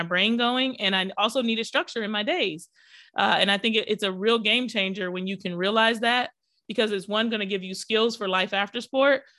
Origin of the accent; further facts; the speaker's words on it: Pennsylvania, United States; also born or lived in Detroit, Michigan / Miami, Florida; I moved to Pennsylvania back with my dad where I was born. And I was the only Black girl in my graduating class